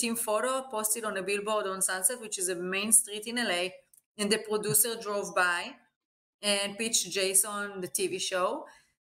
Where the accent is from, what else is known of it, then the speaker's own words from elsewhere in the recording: Eilat, Southern District, Israel; moved away as an adult; now in United States; I grew up in Israel in a beautiful city named Eilat, in next to the Jordan and Egypt border. And I lived in Israel until I was about 20